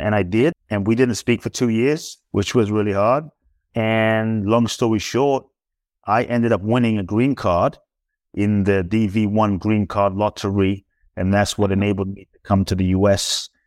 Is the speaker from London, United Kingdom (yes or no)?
yes; London, United Kingdom; also born or lived in Ghana; now in United States; I was born in Ghana, West Africa. My father's from Ghana. My mother is Japanese. I grew up in London. I live in the U S